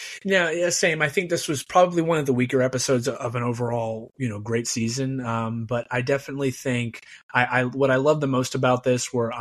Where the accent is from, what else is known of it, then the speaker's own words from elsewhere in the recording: Chicago, Illinois, United States; as a Chicagoan